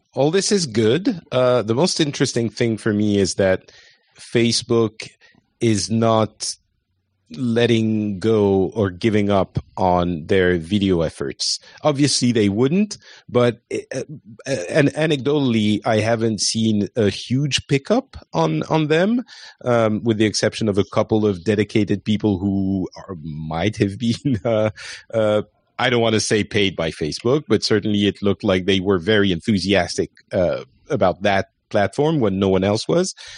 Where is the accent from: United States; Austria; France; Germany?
France; I am French.